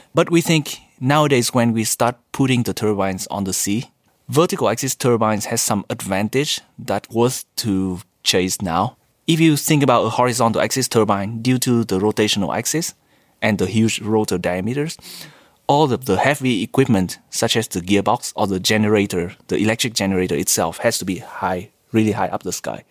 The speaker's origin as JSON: {"language": "English", "country": "Vietnam", "tie": "born or raised there", "also_born_or_lived": "United States", "moved": "as an adult", "lives_now": "Japan", "said": "Originally from Vietnam. After high school, I went to U S for my bachelor degree"}